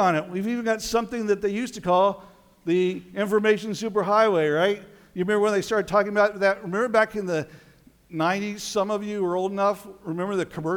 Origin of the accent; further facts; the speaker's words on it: Colorado, United States; moved away; I spent some time growing up in Colorado